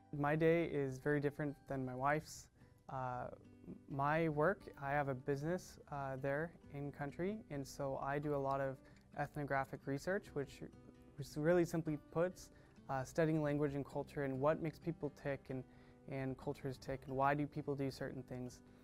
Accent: Orange, California, United States; moved away; I grew up here in Orange County, uh, in the city of Orange, and went to Villa Park High School

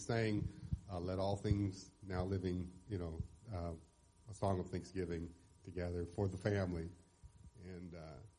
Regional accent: Mount Juliet, Tennessee, United States; I grew up right here in Mount Juliet.

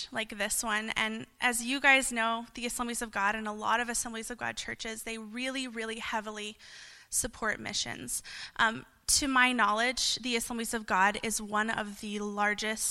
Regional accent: Lubbock, Texas, United States; I'm from Lubbock, Texas, just about 5 hours away from here

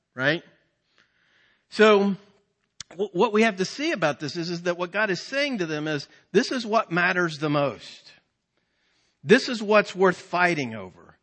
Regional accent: Virginia, United States; we're from Virginia

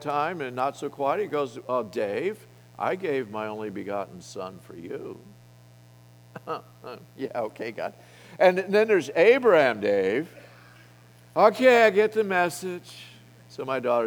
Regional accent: Colorado, United States; I come from Colorado

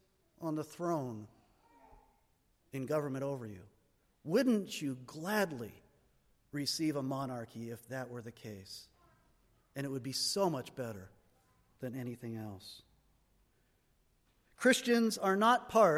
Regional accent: United States; we Americans

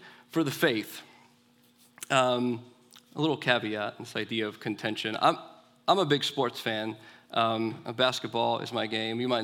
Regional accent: Inglewood, California, United States; I grew up in Inglewood, California, city of champions, rooting for the Dodgers.

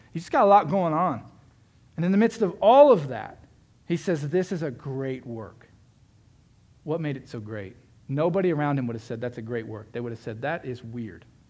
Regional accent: Florida, United States; I grew up in Florida

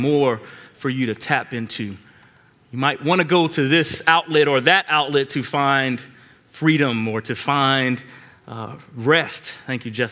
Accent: Long Island, New York, United States; moved away; I grew up in Long Island

